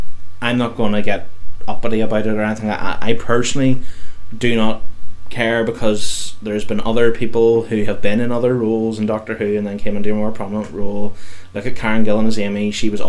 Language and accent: English; United Kingdom; I'm British.